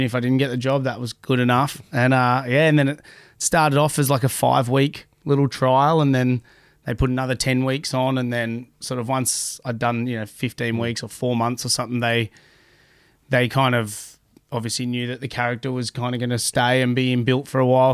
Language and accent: English; Sydney, New South Wales, Australia; growing up down in Bronte